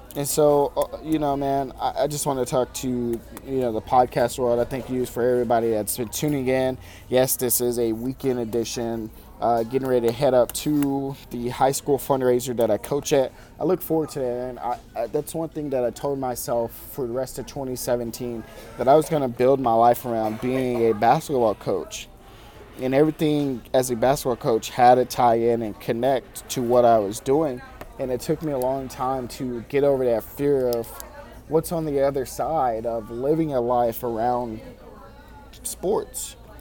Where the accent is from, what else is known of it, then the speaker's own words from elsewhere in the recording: Farmington, Missouri, United States; I'm at Panera Bread Company in my hometown of Farmington, Missouri